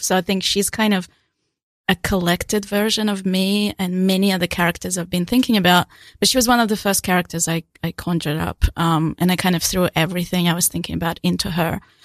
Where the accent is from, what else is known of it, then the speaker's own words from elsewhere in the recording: Ukraine; also born or lived in Australia; now in New York City, United States; I was born a Soviet Union, so I actually completely, I come from a place doesn't, that doesn't exist